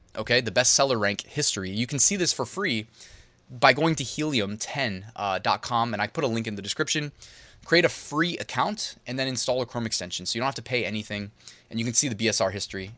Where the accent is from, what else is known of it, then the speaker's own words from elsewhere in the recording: Northern Virginia, United States; we're from Northern Virginia